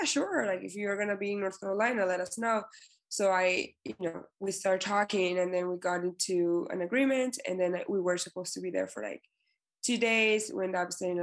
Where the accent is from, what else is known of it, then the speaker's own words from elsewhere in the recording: Ecuador; moved away as an adult; I was just picking up my stuff to move back to Ecuador